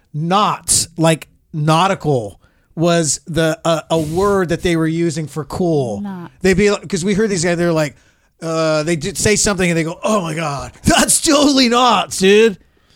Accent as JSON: {"language": "English", "region": "Central California", "country": "United States", "tie": "born or raised there", "said": "No, I grew up in the Central, not down."}